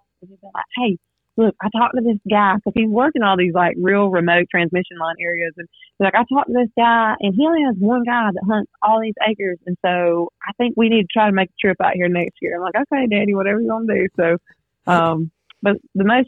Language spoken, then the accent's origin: English; Rockmart, Georgia, United States; I grew up in Rockmart, Georgia